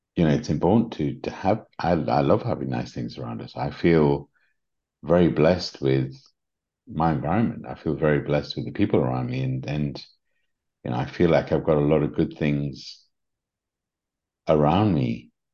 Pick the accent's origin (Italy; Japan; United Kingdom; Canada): United Kingdom; England; accent: English; my English accent